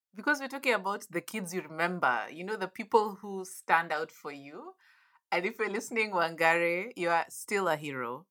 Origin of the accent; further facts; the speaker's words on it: Nairobi, Kenya; I grew up in Nairobi